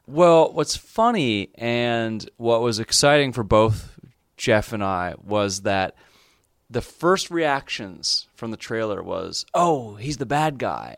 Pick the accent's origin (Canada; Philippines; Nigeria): Canada; as a Canadian